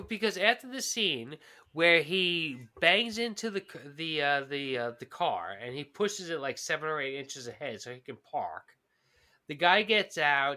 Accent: New York, United States; as a New Yorker

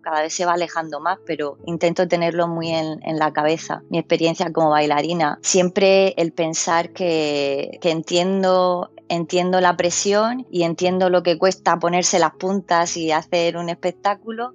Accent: Murcia, Region of Murcia, Spain; also born or lived in United Kingdom / Switzerland / Germany; now in Birmingham, United Kingdom; soy de Murcia, de una ciudad chiquitita.

